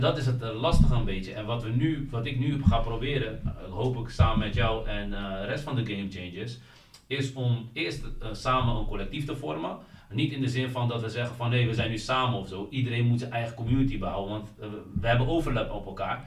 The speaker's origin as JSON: {"language": "Dutch", "country": "Netherlands", "said": "wij in Nederland"}